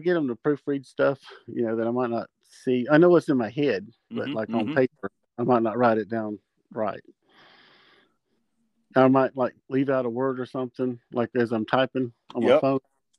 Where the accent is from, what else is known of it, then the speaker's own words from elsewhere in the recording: South Carolina, United States; born there; also born or lived in Alaska / Germany; Probably South Carolina, because that's where he met my mom at Fort Jackson, and that's where I was bo